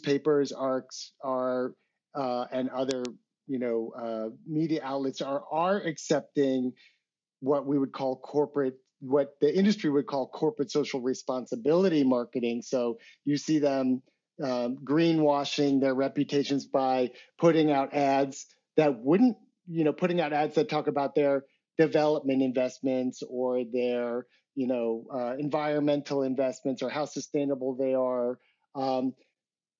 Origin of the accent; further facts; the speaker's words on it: United States; I'm an American.